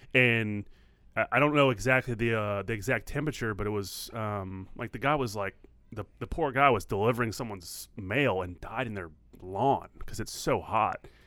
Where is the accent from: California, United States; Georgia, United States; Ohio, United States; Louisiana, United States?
Louisiana, United States; New Orleans; moved away; I grew up in New Orleans